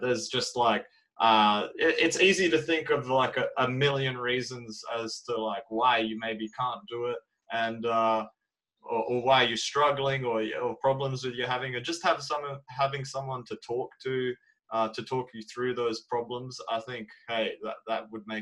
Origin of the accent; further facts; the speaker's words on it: Australia; I'm from Australia